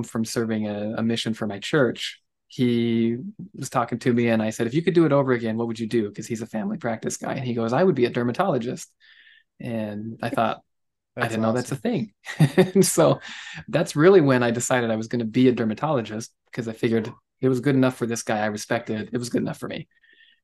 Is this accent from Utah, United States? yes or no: yes; Vernal, Utah, United States; also born or lived in Ohio; I'm from Utah, born and raised, a little town called Vernal